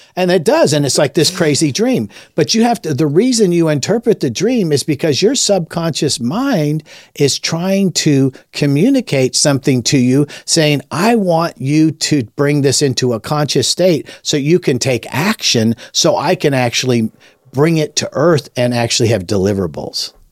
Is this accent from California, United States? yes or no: yes; Los Angeles, California, United States; moved away as an adult; also born or lived in Lake Tahoe; I was raised in Los Angeles, Southern California